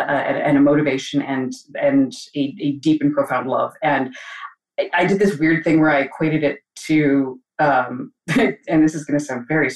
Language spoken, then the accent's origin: English; Alberta, Canada; I grew up in Alberta, in Canada, out west.